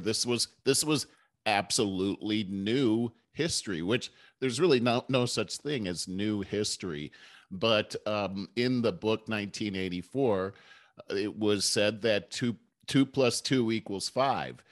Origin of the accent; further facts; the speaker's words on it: Cleveland, Ohio, United States; I was from Cleveland